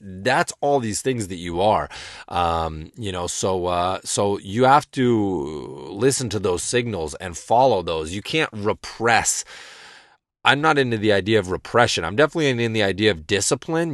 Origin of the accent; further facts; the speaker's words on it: rural Western Massachusetts, United States; from rural Western Massachusetts, you know what I'm saying? Growing up in the woods.